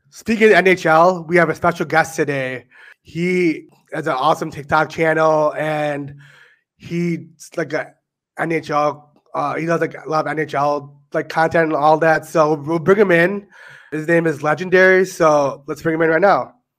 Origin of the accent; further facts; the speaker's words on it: Chicago, Illinois, United States; we're from Chicago